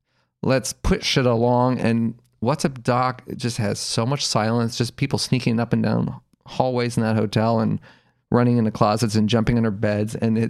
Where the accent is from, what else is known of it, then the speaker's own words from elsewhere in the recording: Los Angeles, California, United States; I grew up in Los Angeles